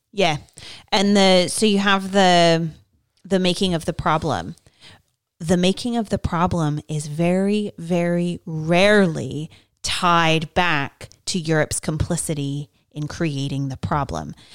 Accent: Bay Area, California, United States; I grew up in the Bay Area

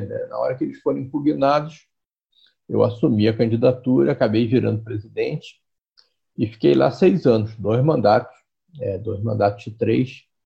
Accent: Rio de Janeiro, Brazil; eu sou carioca, né, sempre morei no Rio, eu fui criado na Tijuca

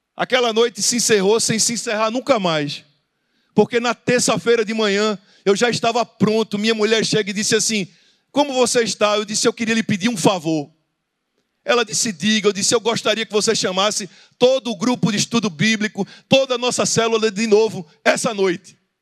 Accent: Recife, Pernambuco, Brazil; Eu sou do Recife

